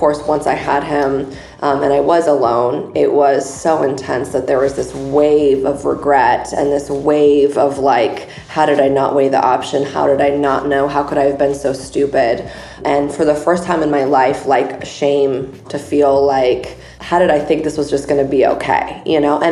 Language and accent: English; San Diego, California, United States; moved away as an adult; also born or lived in Chicago; I'm originally from San Diego, which is where I am today, but I lived in Chicago for 10 years